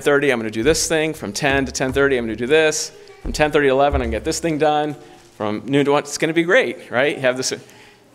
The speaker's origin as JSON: {"language": "English", "region": "Southern California", "country": "United States", "tie": "born or raised there", "said": "I remember growing up in Southern California, that's where I'm from"}